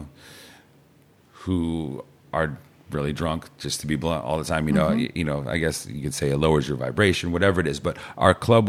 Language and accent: English; San Luis Obispo area, California, United States